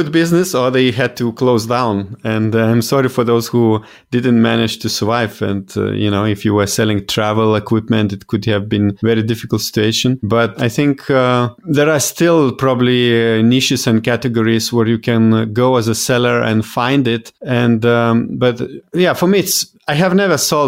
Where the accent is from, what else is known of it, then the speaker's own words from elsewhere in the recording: Lithuania; I'm European. I come from originally from Lithuania